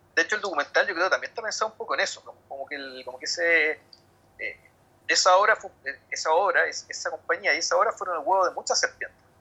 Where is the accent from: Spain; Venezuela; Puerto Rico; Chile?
Chile; Santiago, Santiago Metropolitan Region; yo soy de Santiago